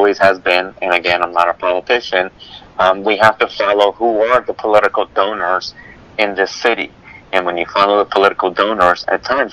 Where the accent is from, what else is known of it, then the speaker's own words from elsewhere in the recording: New York City, New York, United States; moved away; I grew up in Brooklyn, New York